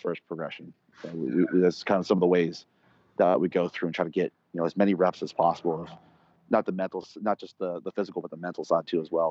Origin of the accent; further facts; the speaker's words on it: Bay Area, California, United States; I'm born and raised in the Bay Area